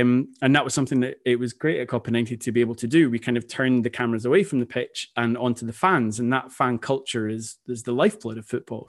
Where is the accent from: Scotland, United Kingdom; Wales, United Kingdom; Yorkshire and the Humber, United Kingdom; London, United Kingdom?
Scotland, United Kingdom; being Scottish, Scotland is my national team